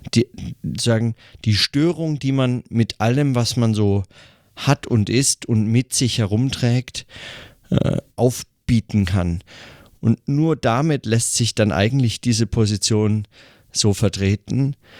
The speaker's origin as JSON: {"language": "German", "country": "Germany", "said": "hier bei uns in Deutschland"}